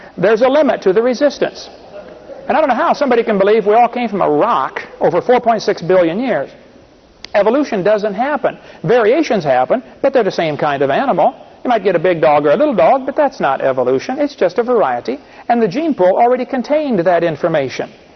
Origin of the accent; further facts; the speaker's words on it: Illinois, United States; I, I come from Illinois, corn country.